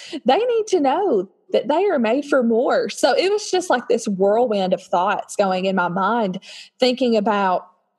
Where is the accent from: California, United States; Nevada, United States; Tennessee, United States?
Tennessee, United States; Nashville; I'm from Tennessee near the Nashville area